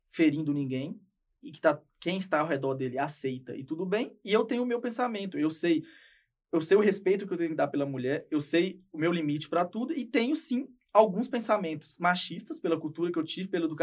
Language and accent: Portuguese; Ipatinga, Minas Gerais, Brazil; É, sou de Patinga, região toda alagada em volta.